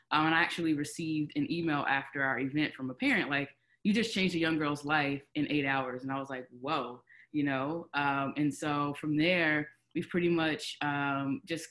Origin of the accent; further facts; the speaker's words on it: Charlotte, North Carolina, United States; also born or lived in Rocky Mount, North Carolina; I grew up in Charlotte. I was originally born in Rocky Mount, North Carolina. I grew up in Charlotte